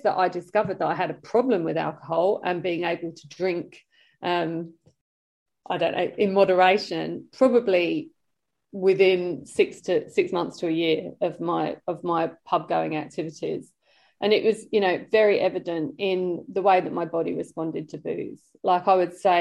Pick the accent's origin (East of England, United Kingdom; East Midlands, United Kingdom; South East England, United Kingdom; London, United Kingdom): London, United Kingdom; born or raised there; accent: British; moved away